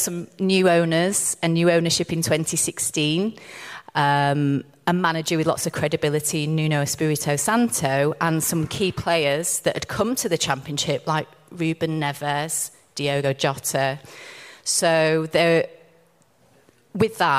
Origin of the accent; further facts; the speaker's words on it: Rotherham, Yorkshire and the Humber, United Kingdom; I worked in my local football club when I was 15. So my hometown is Rotherham United.